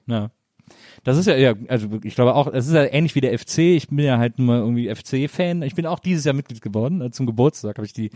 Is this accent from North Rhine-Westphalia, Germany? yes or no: yes; Wesseling, North Rhine-Westphalia, Germany; ich komme aus Wesseling zwischen Köln und Bonn, so eine kleine Stadt